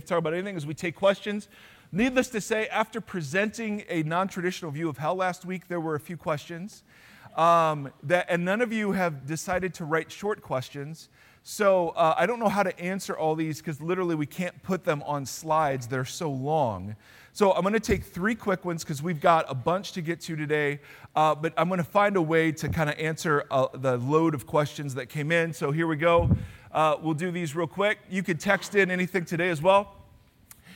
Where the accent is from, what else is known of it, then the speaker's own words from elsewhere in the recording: Ohio, United States; now in California, United States; Because I grew up in Ohio, I know Spanish very well.